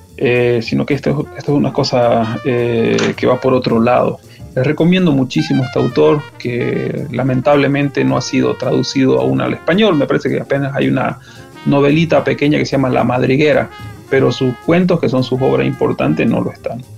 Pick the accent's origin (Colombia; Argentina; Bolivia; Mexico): Bolivia; Santa Cruz de la Sierra, Santa Cruz; soy un escritor boliviano de Santa Cruz de la Sierra